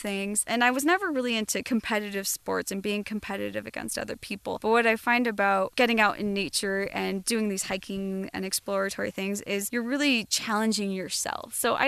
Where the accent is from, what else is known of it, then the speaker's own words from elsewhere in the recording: Southern California, United States; also born or lived in Colorado; growing up in Southern California